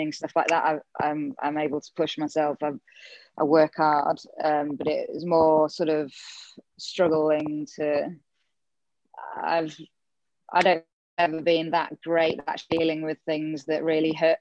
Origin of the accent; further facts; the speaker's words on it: England, United Kingdom; moved away as an adult; now in Gold Coast, Australia; myself growing up in England.